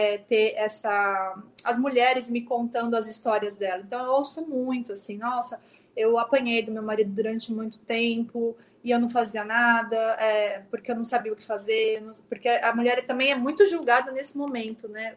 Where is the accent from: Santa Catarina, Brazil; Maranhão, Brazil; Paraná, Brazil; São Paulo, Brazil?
São Paulo, Brazil; São Vicente; born or raised there; moved away as an adult; now in São Paulo, Brazil